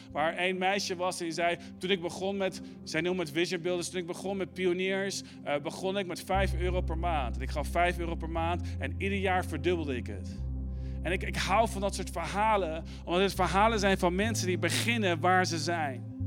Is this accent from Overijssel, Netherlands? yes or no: no; Arnhem, Gelderland, Netherlands; moved away; also born or lived in Amsterdam; Ik ben opgegroeid in Arnhem